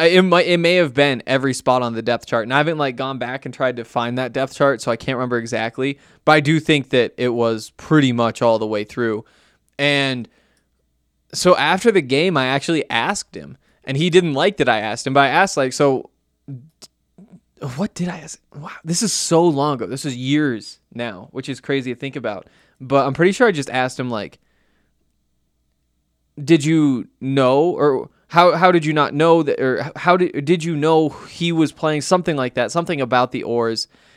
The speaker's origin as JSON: {"language": "English", "region": "Montana", "country": "United States", "said": "you know that I'm from Montana, went to the University of Montana, covered the Montana Grizzlies while I was there."}